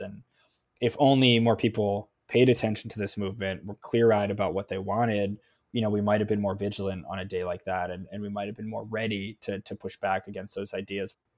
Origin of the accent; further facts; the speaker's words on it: United States; as an American